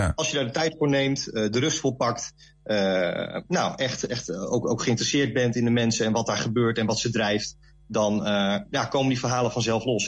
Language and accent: Dutch; Leeuwarden, Friesland, Netherlands; moved away as an adult; now in Zwolle, Netherlands; Ik ben dus van oorsprong een Fries. Ik ben geboren in Leeuwarden